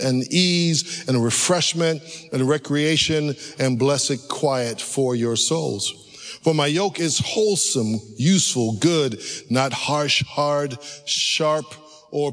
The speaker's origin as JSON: {"language": "English", "region": "California", "country": "United States", "tie": "born or raised there", "moved": "yes", "said": "I grew up in California where they have real roller coasters"}